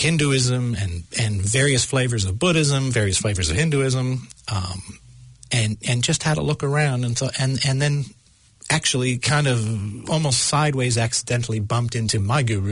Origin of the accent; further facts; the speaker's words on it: United States; accent: American; my American accent